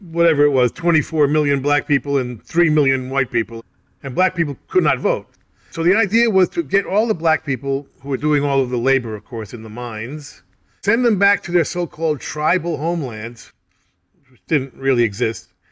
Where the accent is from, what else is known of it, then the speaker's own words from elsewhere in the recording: United States; I'm an American